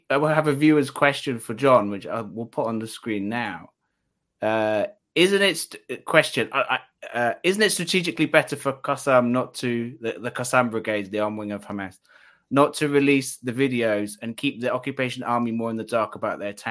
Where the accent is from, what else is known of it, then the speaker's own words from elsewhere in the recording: Wales, United Kingdom; at least one from my home country, um, which is Wales.